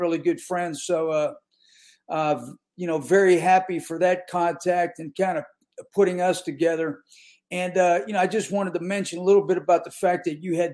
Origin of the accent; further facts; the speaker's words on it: Western Pennsylvania, United States; moved away as an adult; now in North Carolina, United States; me growing up in Western Pennsylvania